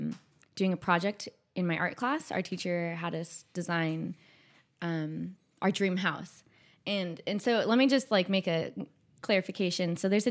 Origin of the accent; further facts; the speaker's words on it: Madera Ranchos, California, United States; Well, my family, I'm from the Madeira Ranches, and so I grew up on 2.5 acres there. We have orchards. So it was a lot of outdoor plants when I was growing up.